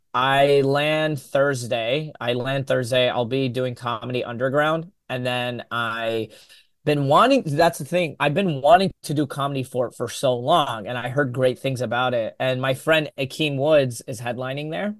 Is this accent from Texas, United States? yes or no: yes; Texas, United States; a Yemeni American growing up in Texas